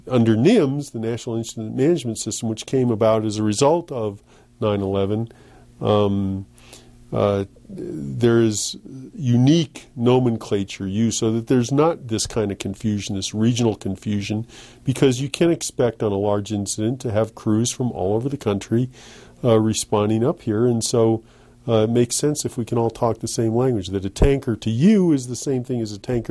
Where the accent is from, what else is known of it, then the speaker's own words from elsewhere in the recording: East Coast, United States; moved away as an adult; now in Los Alamos, United States; I was from the East Coast.